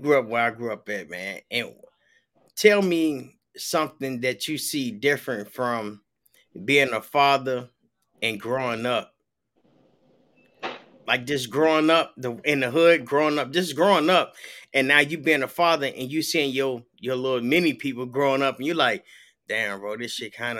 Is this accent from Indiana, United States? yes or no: no; Chicago, Illinois, United States; my hometown